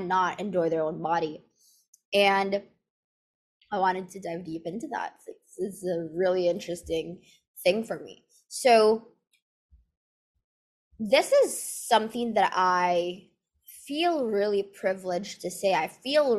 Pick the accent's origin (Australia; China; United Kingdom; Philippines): Philippines; So I grew up in the Philippines, and here in the Philippines